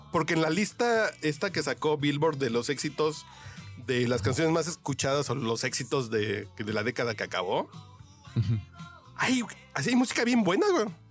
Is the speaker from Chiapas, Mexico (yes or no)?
no; Mexico City, Mexico; soy bien chilango, soy tacubaya